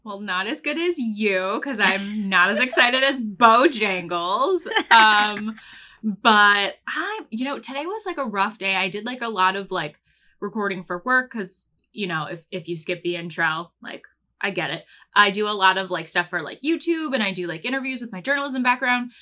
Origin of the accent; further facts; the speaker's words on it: Pennsylvania, United States; I grew up in Pennsylvania